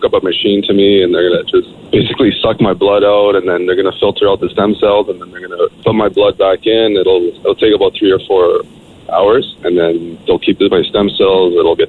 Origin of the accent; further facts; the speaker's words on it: Woodbridge, Ontario, Canada; Yeah, I'm from Woodbridge as well, man.